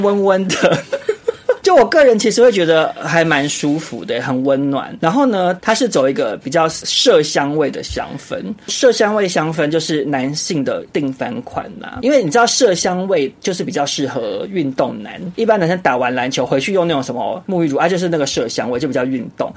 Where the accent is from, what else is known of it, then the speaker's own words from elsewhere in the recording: Taiwan; 我们台湾人